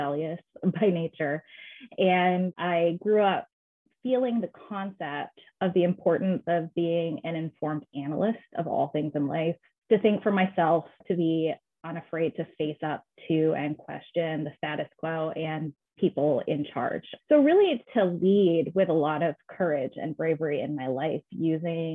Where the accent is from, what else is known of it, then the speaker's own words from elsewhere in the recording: Waterville, Maine, United States; I am from Waterville, Maine, which is a town in central